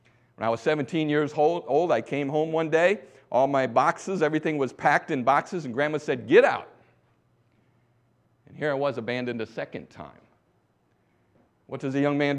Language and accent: English; Bangor, Michigan, United States; also born or lived in Thailand; I grew up in Bangor, Michigan